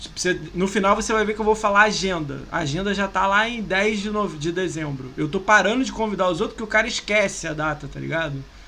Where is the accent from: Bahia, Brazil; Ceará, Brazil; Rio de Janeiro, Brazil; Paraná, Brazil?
Rio de Janeiro, Brazil; moved away as an adult; now in São Paulo, Brazil; sou do Rio